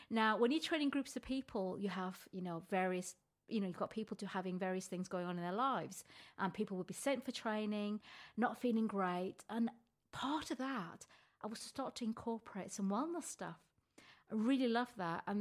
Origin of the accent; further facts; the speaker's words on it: North West England, United Kingdom; because I came from Lancashire. I don't know if you can hear my